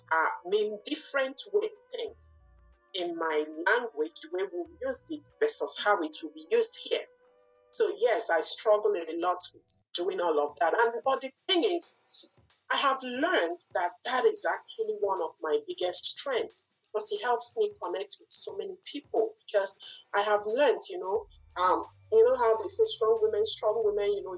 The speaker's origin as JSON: {"language": "English", "country": "Nigeria", "tie": "born or raised there", "second_language": "English", "moved": "as an adult", "lives_now": "Bangor, United States", "said": "I did not grow up here. I grew up in Nigeria"}